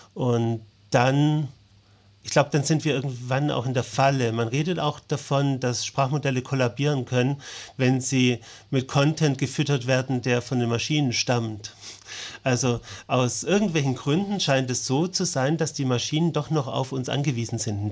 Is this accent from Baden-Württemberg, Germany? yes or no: yes; Ulm, Baden-Württemberg, Germany; moved away; also born or lived in Konstanz; meiner Heimatstadt